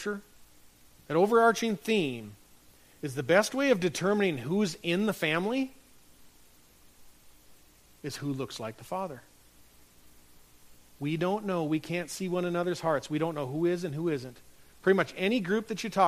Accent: North Dakota, United States; moved away; my hometown up in North Dakota

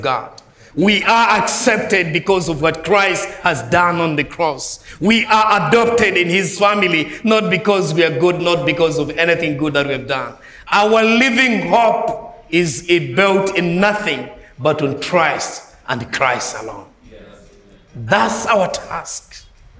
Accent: Malawi; I'm not from United States. I'm from Malawi.

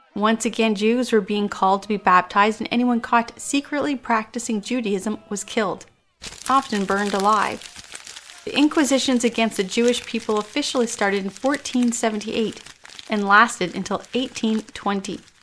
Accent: Canada; I am Canadian

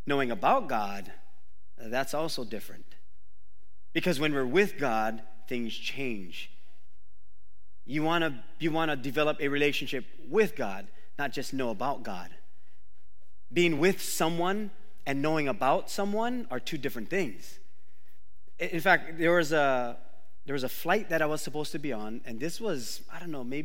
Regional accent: Oahu, Hawaii, United States; That's the Waimanalo in me. I grew up on Oahu.

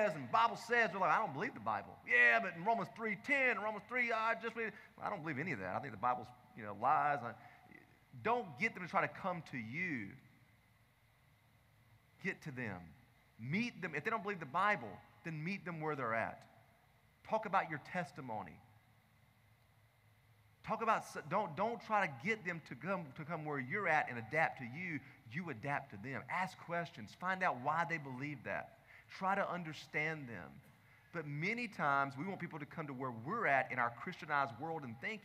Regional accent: the South, United States; I grew up in the South

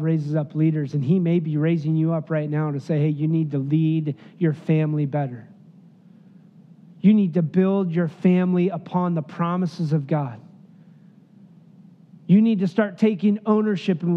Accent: Wyoming, United States; moved away; also born or lived in Bolivar, Missouri / Alaska; I'm from Wyoming

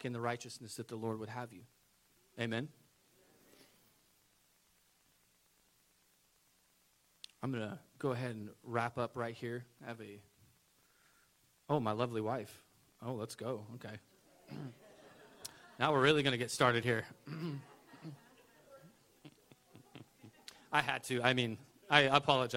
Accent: United States; As an American

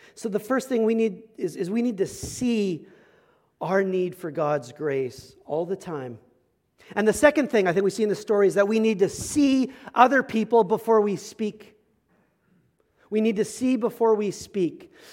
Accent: Medicine Hat, Alberta, Canada; I grew up in Medicine Hat, Alberta

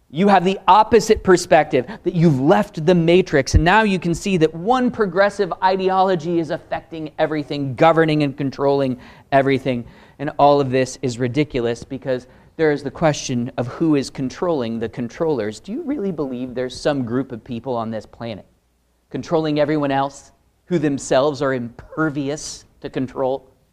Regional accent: Pacific Northwest, United States; Born and raised in the Pacific Northwest. That's me

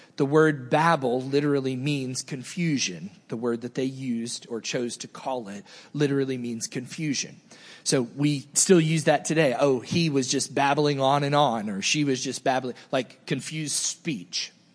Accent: the South, United States; moved away; also born or lived in New Jersey; I grew up in the South

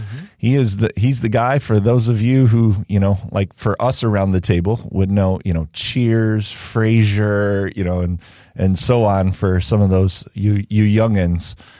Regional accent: Indiana, United States; I grew up in Indiana

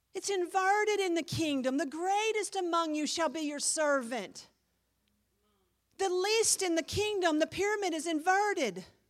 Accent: United States; I'm an American

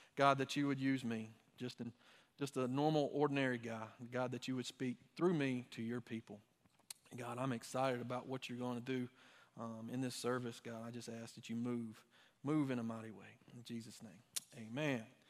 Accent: Dublin, Georgia, United States; I'm from the Dublin area

